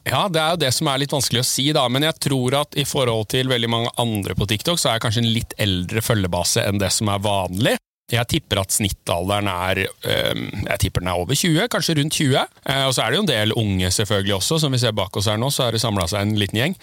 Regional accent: Tjøme, Vestfold, Norway; jeg er oppvokst på Tjøme, på andre sida av fjorden her

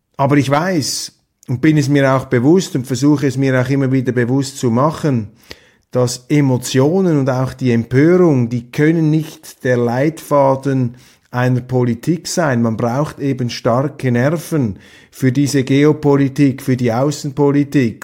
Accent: Switzerland; als Schweizer

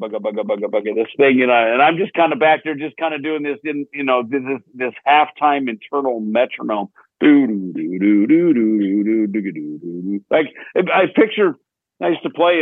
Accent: Minnesota, United States; the kid growing up in Minnesota

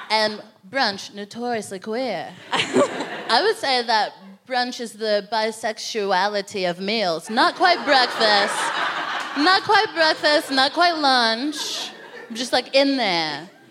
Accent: United States; moved away; I'm from America

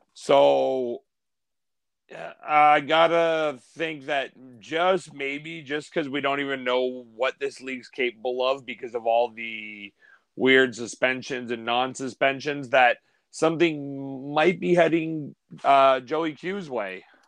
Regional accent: Canada; I'm from Canada

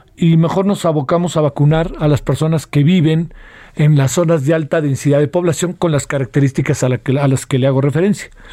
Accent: Mexico

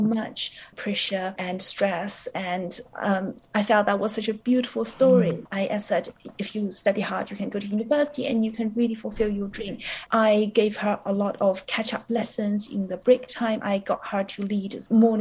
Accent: New Zealand; moved away as an adult; also born or lived in China; now in London, United Kingdom; I was born in China and I grew up in New Zealand because my family moved there when I was 12 years old

